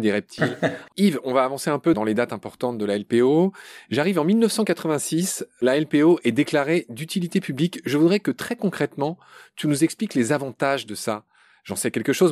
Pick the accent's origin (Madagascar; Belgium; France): France; Pont-à-Mousson, Grand Est; je suis lorrain de Pont-à-Mousson